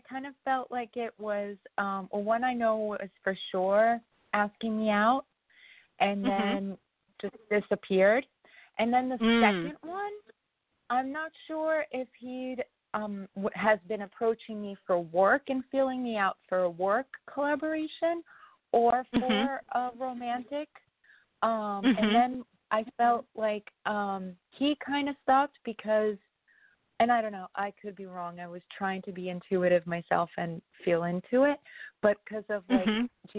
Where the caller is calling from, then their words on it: New York, United States; from New York